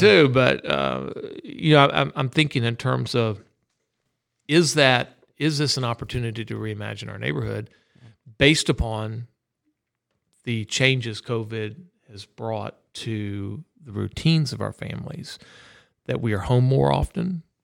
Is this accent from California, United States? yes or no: no; Orlando, Florida, United States; moved away; also born or lived in Texas; growing up in Orlando. I knew all the back roads.